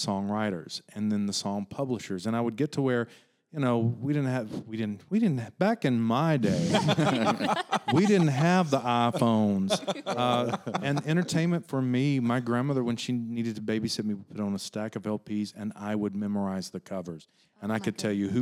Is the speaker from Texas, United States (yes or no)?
no; East Tennessee, United States; I grew up in East Tennessee, right in the foothill of the Smokies